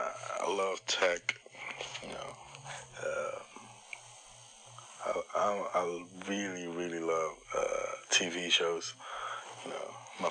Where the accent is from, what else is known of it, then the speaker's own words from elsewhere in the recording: Netherlands; I'm from the Netherlands.